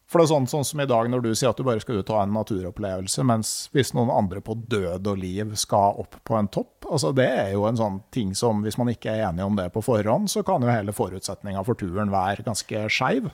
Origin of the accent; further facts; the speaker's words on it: Gausdal, Innlandet, Norway; Jeg vokste opp i Gausdal, hvor du lærer deg å svømme i elva